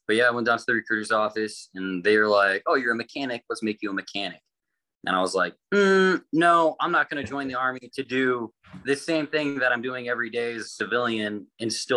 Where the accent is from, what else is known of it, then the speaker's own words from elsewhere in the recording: Conifer, Colorado, United States; I'm originally from a town called Conifer, Colorado.